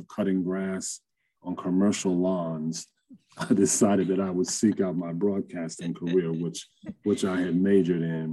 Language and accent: English; Esmont, Virginia, United States; I grew up in Esmond, and I was a 4-H kid